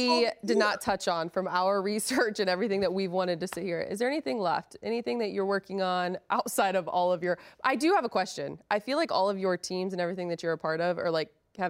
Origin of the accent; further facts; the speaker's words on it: Ohio, United States; now in Los Angeles, United States; I am in LA. I will support